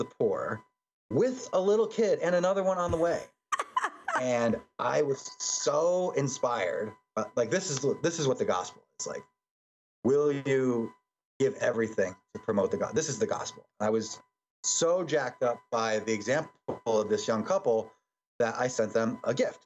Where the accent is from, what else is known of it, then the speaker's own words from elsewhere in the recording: Connecticut, United States; I'm a Catholic priest. I'm from Connecticut